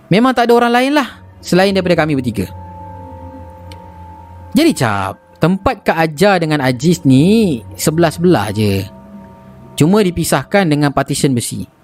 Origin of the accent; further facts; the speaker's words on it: Negeri Sembilan, Malaysia; Aku ni berasal dari Negeri Sembilan.